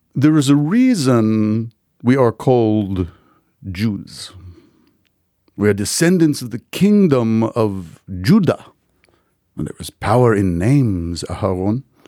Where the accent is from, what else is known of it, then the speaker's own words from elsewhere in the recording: United States; I'm an American Jew